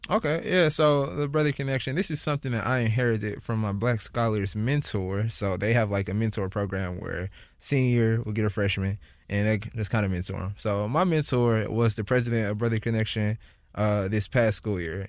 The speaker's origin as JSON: {"language": "English", "town": "St. Louis", "region": "Missouri", "country": "United States", "tie": "born or raised there", "moved": "as an adult", "lives_now": "San Francisco, United States", "said": "wanted to come back to Saint Louis for my, I think, the eight weeks that I'm here and just, like, experience as much of my hometown as I can"}